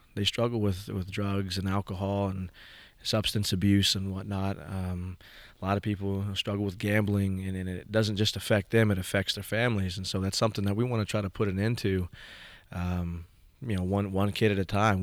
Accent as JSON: {"language": "English", "town": "Stillwater", "region": "Oklahoma", "country": "United States", "tie": "born or raised there", "also_born_or_lived": "Pawnee, Oklahoma / Morrison, Oklahoma", "said": "growing up in Stillwater, I was one of probably five Indian kids in the whole school district"}